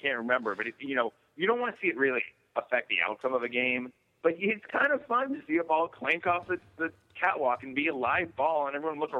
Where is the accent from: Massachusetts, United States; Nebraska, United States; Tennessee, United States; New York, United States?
Massachusetts, United States; Boston; moved away; And I grew up in Boston.